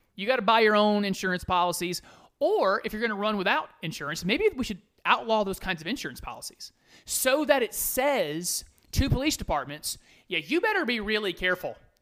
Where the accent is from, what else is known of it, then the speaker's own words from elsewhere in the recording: United States; I am an American